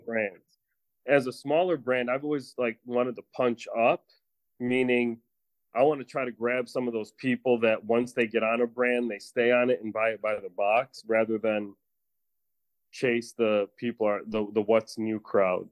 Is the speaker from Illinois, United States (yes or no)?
yes; Chicago, Illinois, United States